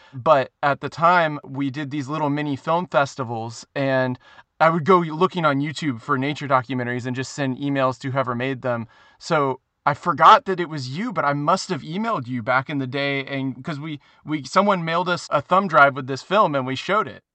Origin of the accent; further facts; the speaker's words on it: Suwannee River, Florida, United States; I grew up on the Suwannee River